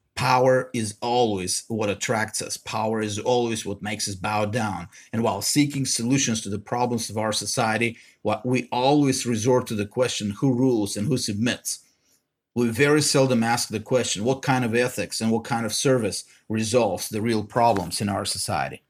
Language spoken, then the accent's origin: English; Bulgaria; now in United States; I grew up in Bulgaria. Us, the Bulgarian ethnic majority